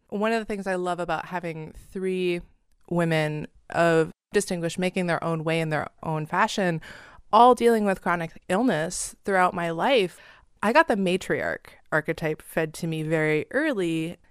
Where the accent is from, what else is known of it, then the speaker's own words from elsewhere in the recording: Seattle, Washington, United States; We grew up in the Seattle Pacific Northwest area